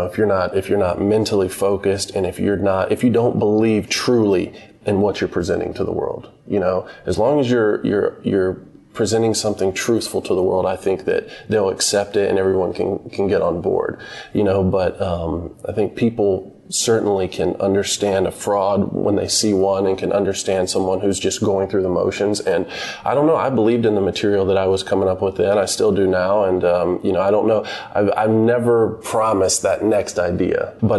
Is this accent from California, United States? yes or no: no; Statesboro, Georgia, United States; also born or lived in Greenville, North Carolina; we left when I was 2 years old because my mother had gotten a job at Georgia Southern University in South Georgia near Savannah.